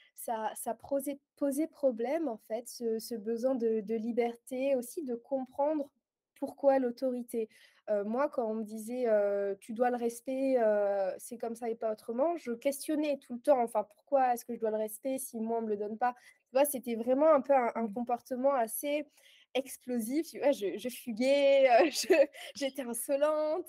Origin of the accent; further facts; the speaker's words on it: Aix-en-Provence, Provence-Alpes-Côte d'Azur, France; moved away as an adult; now in Guernsey; je suis originaire d'Aix-en-Provence, mais j'ai déménagé il y a un mois sur la petite île de Guernesey.